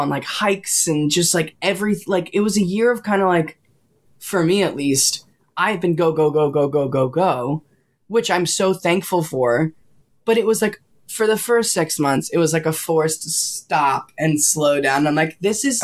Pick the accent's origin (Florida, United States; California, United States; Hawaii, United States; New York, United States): New York, United States; Long Island; I'm from Long Island